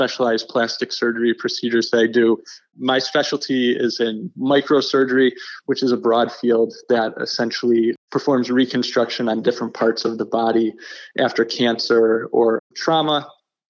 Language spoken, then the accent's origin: English; Buffalo, New York, United States; I'm originally from Buffalo, and I did my training in New York City